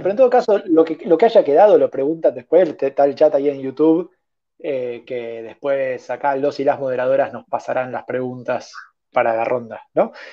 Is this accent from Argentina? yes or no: yes; Argentina